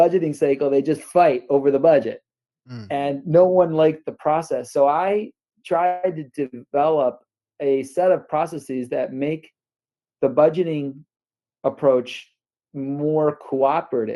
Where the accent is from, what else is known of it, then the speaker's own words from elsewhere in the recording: North Tonawanda, New York, United States; moved away as an adult; also born or lived in Detroit area, Michigan / Dallas area, Texas; now in Bay Area, United States; I grew up outside of Buffalo, New York, in a little town, North Tonawanda